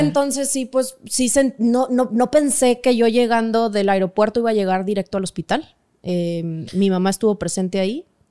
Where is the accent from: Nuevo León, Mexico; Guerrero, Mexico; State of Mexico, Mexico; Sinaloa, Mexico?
Nuevo León, Mexico; Monterrey; moved away; also born or lived in Mexico City; somos regios